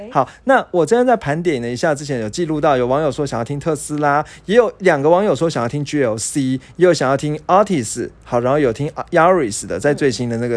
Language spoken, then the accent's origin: Chinese; Taiwan; 我们台湾人